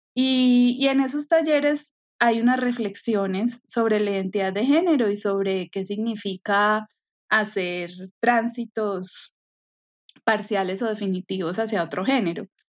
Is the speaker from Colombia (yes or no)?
yes; Medellín, Antioquia, Colombia; moved away as an adult; also born or lived in Barranquilla; creciendo en Medellín